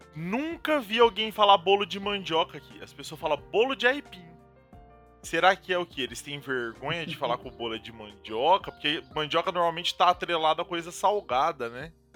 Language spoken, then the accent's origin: Portuguese; Paraná, Brazil; pelo menos aqui, onde eu cresci, assim, é muito normal